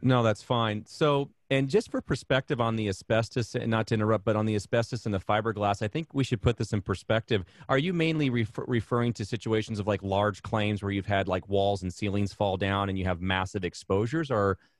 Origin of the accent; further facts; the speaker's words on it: Arizona, United States; I hail from Arizona